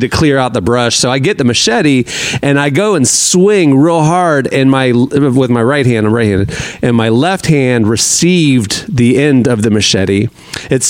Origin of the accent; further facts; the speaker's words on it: Orlando, Florida, United States; I grew up in Metro Orlando, but we were living up in the suburbs